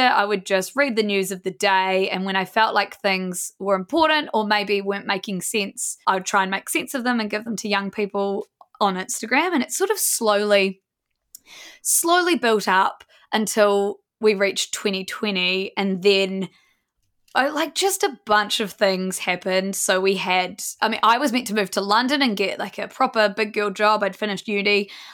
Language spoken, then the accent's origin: English; Blenheim, Marlborough, New Zealand; We're all from Blenheim, small town New Zealand, and have been best friends since we're about fifteen.